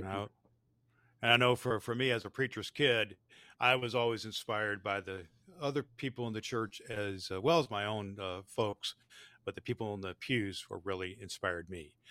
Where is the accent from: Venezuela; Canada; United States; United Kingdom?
United States; near Terre Haute, Indiana; one of the churches I grew up in. It's called Youngstown United Methodist Church, a little tiny church outside of Terre Haute, Indiana.